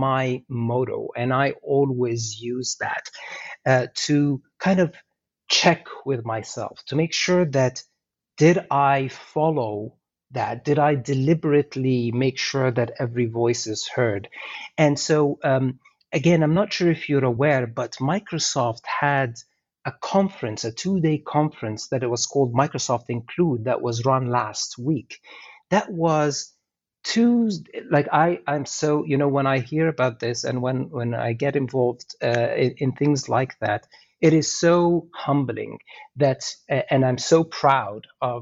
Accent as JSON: {"language": "English", "country": "Egypt", "moved": "as an adult", "lives_now": "Canada", "said": "I'm originally from Egypt as well, right? So I came to Canada 25, 26 years ago, even more actually, 27 years ago now"}